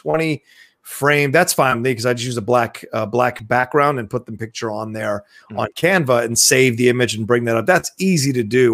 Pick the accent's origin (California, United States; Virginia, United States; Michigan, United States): Virginia, United States; Dale City; also born or lived in Philadelphia, Pennsylvania; I was only there for like a year and then we moved, to Virginia/DC. And that's where I really call home is, Virginia, DC, even though I still feel like a city boy. I did grow up in the kind of a suburban, area.